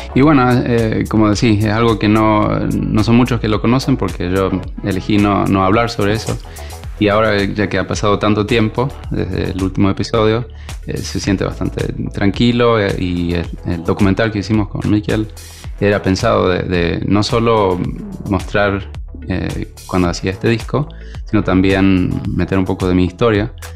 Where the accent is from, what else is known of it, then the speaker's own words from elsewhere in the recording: Sweden; yo soy nacido en Suecia